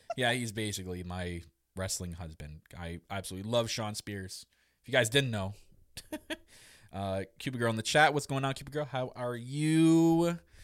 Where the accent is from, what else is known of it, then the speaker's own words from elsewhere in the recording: Canada; Me obviously being Canadian